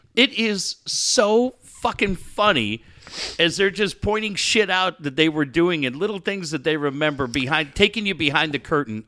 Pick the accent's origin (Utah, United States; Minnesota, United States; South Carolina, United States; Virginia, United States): Minnesota, United States; Richfield; moved away; Richfield, which is my hometown